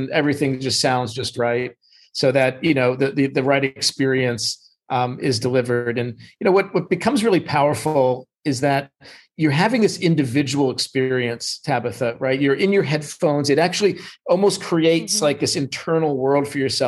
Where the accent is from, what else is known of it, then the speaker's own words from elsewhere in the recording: New York, United States; now in Los Angeles, United States; I'm originally from New York